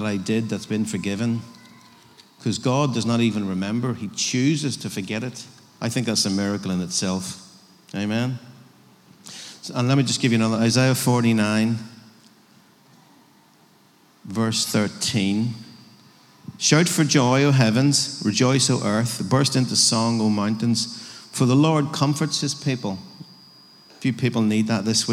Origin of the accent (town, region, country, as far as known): Northern Ireland, United Kingdom